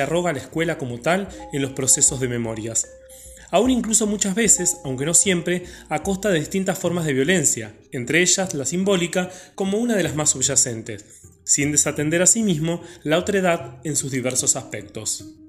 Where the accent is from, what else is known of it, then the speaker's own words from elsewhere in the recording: Argentina; Como ciudadanos argentinos, el término memoria nos lleva inequívocamente a lo ocurrido en la última dictadura militar